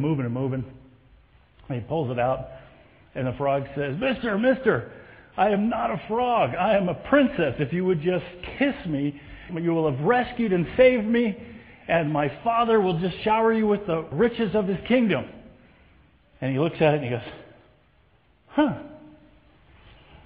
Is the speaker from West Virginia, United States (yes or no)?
no; Southern California, United States; I was born and raised in Southern California.